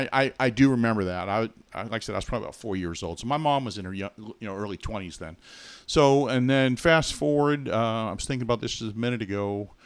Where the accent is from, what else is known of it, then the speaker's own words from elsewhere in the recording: Billerica, Massachusetts, United States; Well, I grew up in Massachusetts in a town called Billerica. If you look on a map, it's Billerica. But now we call it Billerica.